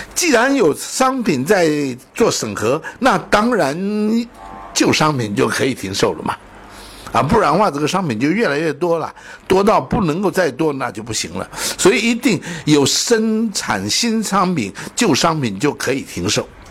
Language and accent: Chinese; China; 我们中国人的智慧太厉害了